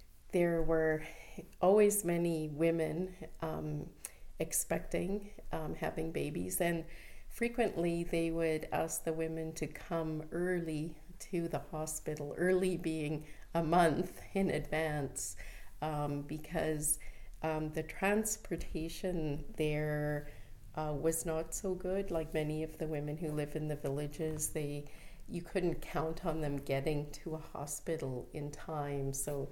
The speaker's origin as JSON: {"language": "English", "town": "Winnipeg", "region": "Manitoba", "country": "Canada", "tie": "born or raised there", "also_born_or_lived": "Toronto / Uganda", "moved": "as an adult", "lives_now": "Vancouver, Canada", "said": "I was born in Winnipeg, Manitoba, and that's where I studied pharmacy."}